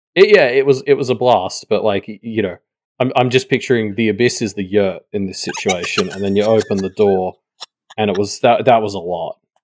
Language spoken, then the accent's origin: English; Australia; as an Australian